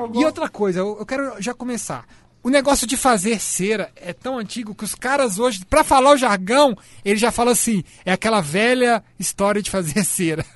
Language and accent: Portuguese; Belo Horizonte, Minas Gerais, Brazil; eu fui criado muito na, na, em Belo Horizonte, na Itatiaia